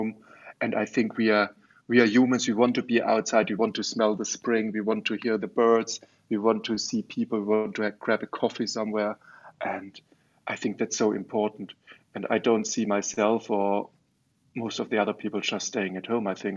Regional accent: Germany; also born or lived in Offenbach; I grew up in Germany. I'm educated at a German university in Offenbach, where I'm still living

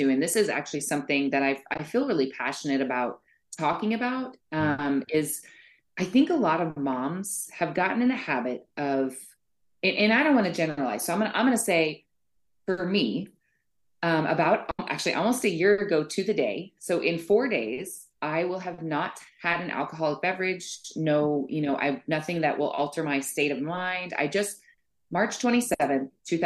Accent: Boulder, Colorado, United States; moved away as an adult; I grew up in Boulder, basically from like age, I would say, from birth to 25, I was probably in that area.

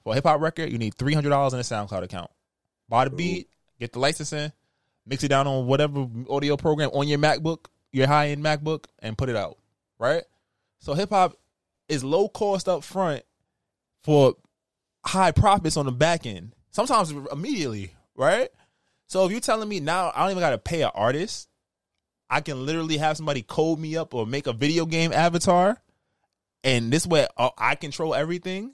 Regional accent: United States; I'm American

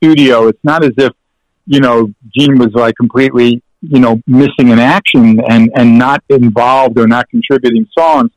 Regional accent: New York City, New York, United States; growing up in New York

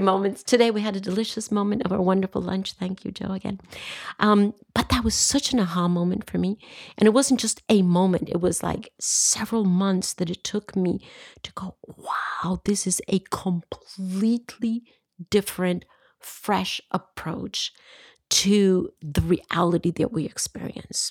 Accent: Costa Rica; I come from Costa Rica

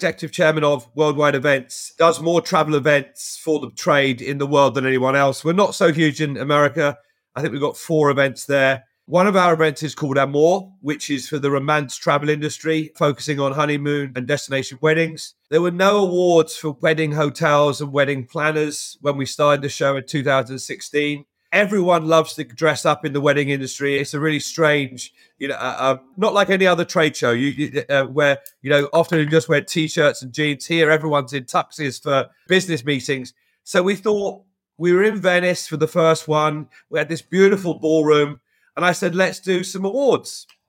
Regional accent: London, United Kingdom; moved away as an adult; Born and grew up in London.

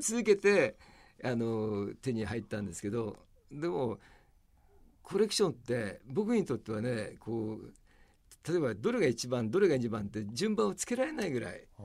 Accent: Tokyo, Japan; 東京の京橋で僕は生まれ育って

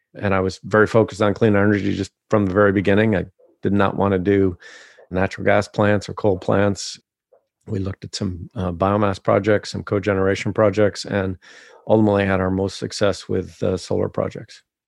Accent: Ohio, United States; growing up in Ohio in the seventies

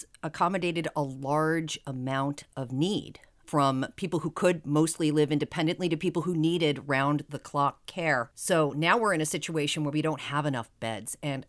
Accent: East Coast, United States; now in Seattle, United States; I grew up on the East Coast

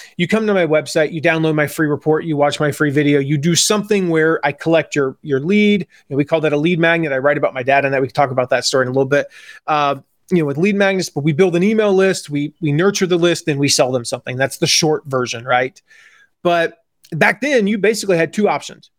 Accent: Atlanta, Georgia, United States; moved away; also born or lived in Nashville area, Tennessee; growing up in Atlanta

